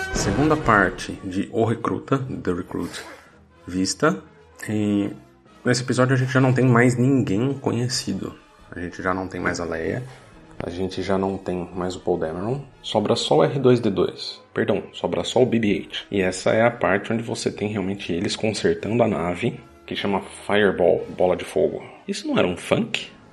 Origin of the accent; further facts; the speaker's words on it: Brazil; quando eu era criança no Brasil